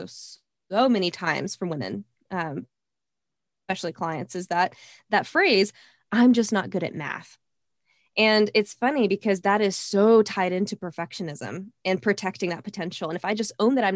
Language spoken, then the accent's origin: English; Texas, United States; growing up in Texas, that was something, you know, it's kind of in my Southern roots